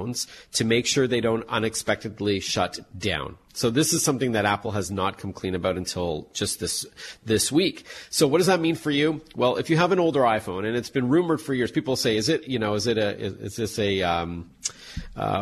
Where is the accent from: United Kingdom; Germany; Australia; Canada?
Canada; I'm Canadian